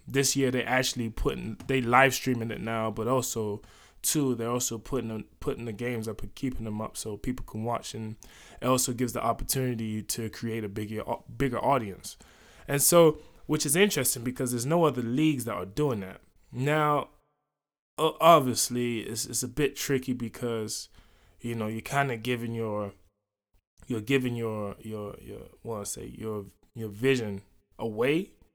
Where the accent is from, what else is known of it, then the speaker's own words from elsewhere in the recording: London, United Kingdom; moved away; also born or lived in United States; I grew up here in London